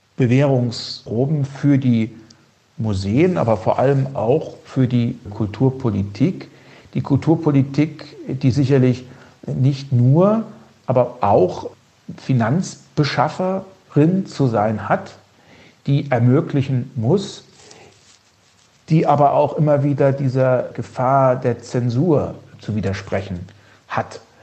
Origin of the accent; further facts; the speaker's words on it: Heringen, Hesse, Germany; Meine Heimatstadt in Heringen